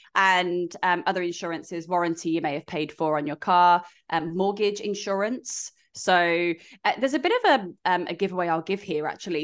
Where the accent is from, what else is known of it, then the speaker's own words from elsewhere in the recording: United Kingdom; now in Australia; we're British